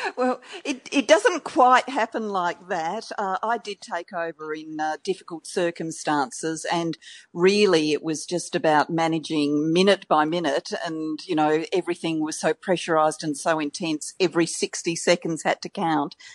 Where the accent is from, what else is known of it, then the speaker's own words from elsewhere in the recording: Australia; accent: Australian; my Australian accent